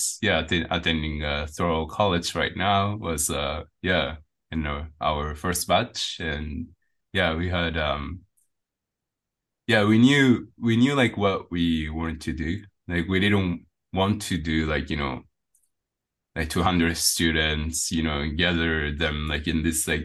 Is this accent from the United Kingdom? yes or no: no; Japan; also born or lived in India; I came back to Japan